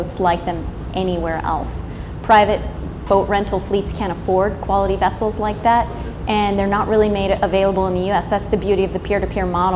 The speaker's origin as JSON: {"language": "English", "country": "United States"}